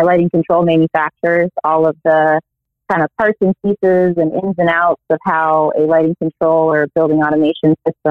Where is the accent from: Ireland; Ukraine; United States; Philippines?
United States; upstate New York; I am from New York, from upstate New York actually.